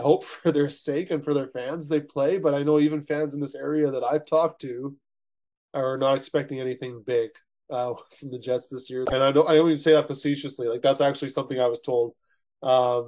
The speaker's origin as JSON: {"language": "English", "country": "Canada", "said": "who I am as a Canadian hockey fan"}